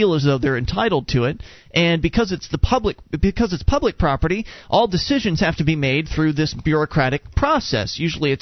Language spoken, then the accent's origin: English; Sarasota, Florida, United States; moved away; We come from Sarasota, Florida, where there's Siesta Key